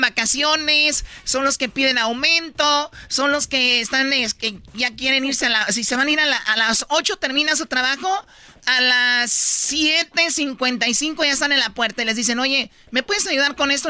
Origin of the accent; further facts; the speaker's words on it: Tepatitlán, Jalisco, Mexico; soy de Tepatitlán, ahí no escuchamos música grupera